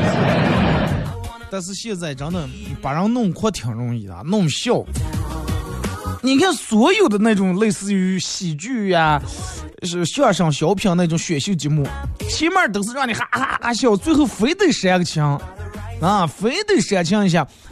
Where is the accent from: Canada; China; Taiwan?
China; 咱们作为一个中国人